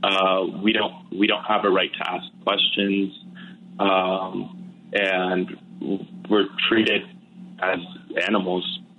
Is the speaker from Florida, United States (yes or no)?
yes; Florida, United States; also born or lived in West Bank; I was born in South Florida. Um, I spent most of my time growing up either uh, in the U.S., kind of sort of between the U.S. and between the West Bank, Palestine.